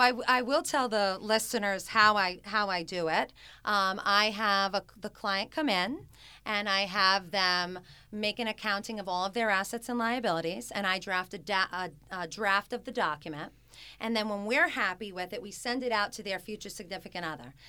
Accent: Smithfield, Rhode Island, United States; also born or lived in New York; I'm a classic Rhode Island girl. I grew up in Smithfield, Rhode Island

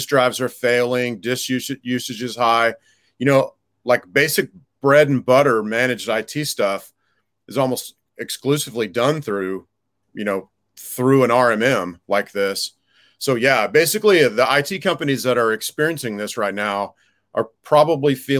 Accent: Houston, Texas, United States; I grew up around Houston.

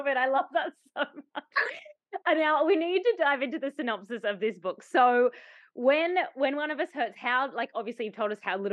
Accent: Tasmania, Australia; I grew up in Tasmania and spent the majority of my life in Tasmania

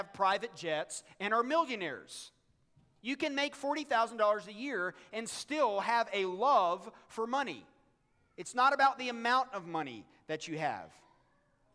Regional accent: United States; as American Christians

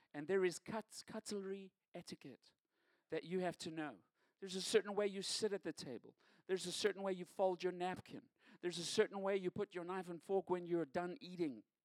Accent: South Africa; moved away as an adult; now in United States; Growing up in South Africa, I grew up in a time of segregation

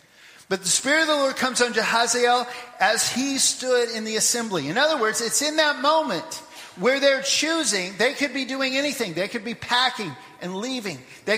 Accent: Papua New Guinea; moved away; But I had this one when I was growing up in Papua New Guinea, like 40 years ago.

